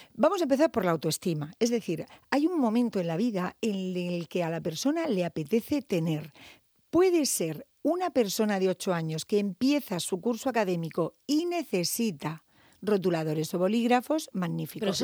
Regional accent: Murcia, Region of Murcia, Spain; Yo soy muy local, ya sabéis que me encanta Murcia, yo siempre digo que soy psicóloga de Murcia, mi gente es de Murcia

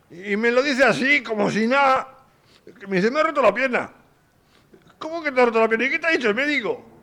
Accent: Basque Country, Spain; soy de Vizcaya

